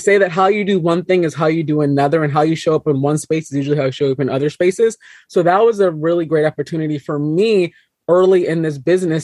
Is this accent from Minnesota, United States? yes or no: yes; Minnesota, United States; I was 5'10 and the only black girl in most of my classes growing up in Minnesota.